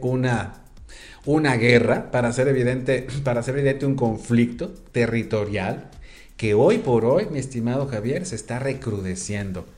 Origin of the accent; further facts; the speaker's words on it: Sinaloa, Mexico; now in Puebla, Mexico; Yo recuerdo de niño, siendo sinaloense